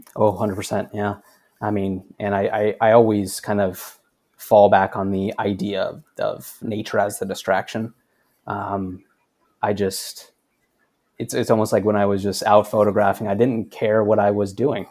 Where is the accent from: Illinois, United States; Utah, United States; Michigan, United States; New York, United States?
Utah, United States; Cedar City; I grew up in Cedar City, Utah, which is about forty-five minutes north of Zion